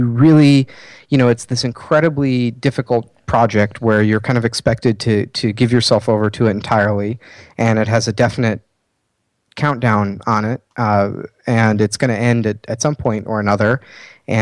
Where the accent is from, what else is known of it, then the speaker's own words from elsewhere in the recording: Chicago, Illinois, United States; I'm a designer from Chicago, Illinois